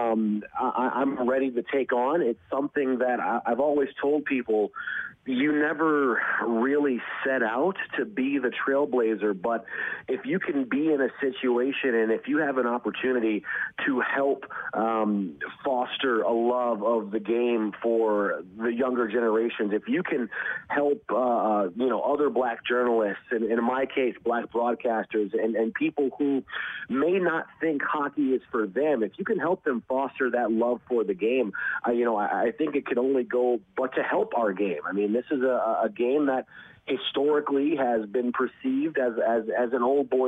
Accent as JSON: {"language": "English", "town": "Detroit", "region": "Michigan", "country": "United States", "tie": "born or raised there", "said": "growing up in Detroit"}